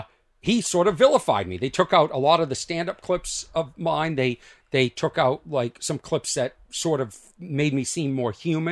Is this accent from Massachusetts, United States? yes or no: yes; Boston, Massachusetts, United States; I'm from Boston.